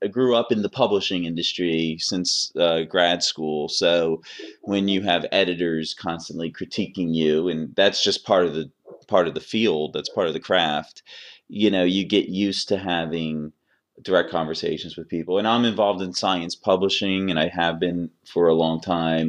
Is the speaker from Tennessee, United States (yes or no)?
no; Philadelphia, Pennsylvania, United States; I'm from Philadelphia